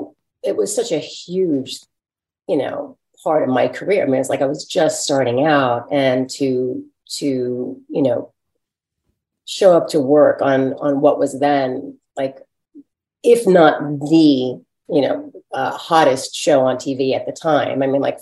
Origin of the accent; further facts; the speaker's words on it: New York, United States; I'm from New York and I've been around and I can handle it.